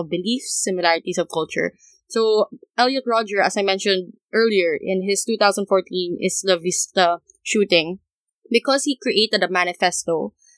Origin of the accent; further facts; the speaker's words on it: Philippines; we're from the Philippines